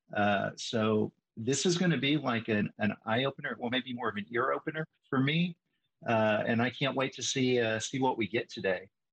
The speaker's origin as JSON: {"language": "English", "region": "Northeast Texas", "country": "United States", "tie": "born or raised there", "said": "where I grew up in Northeast Texas"}